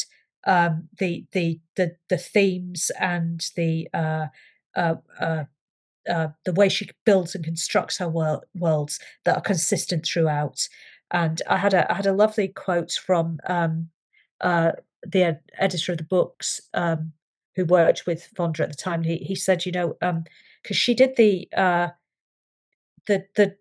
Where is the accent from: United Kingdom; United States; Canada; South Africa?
United Kingdom; I'm British